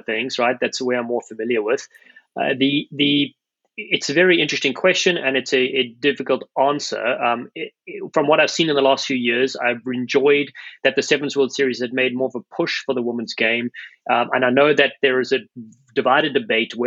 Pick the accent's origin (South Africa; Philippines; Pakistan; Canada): South Africa; Cape Town, Western Cape; moved away as an adult; now in United States; when I grew up in South Africa